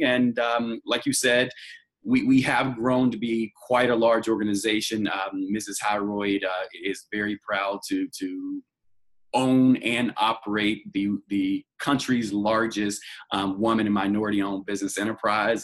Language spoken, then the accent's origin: English; Roanoke Rapids, North Carolina, United States; now in Los Angeles, United States; I'm originally from a small town in North Carolina called Roanoke Rapids, North Carolina, in Halifax County, um, and now I live in Los Angeles, California